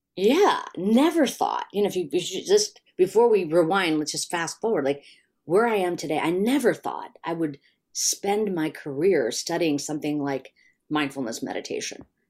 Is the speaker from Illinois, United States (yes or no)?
yes; Chicago, Illinois, United States; I grew up in Chicago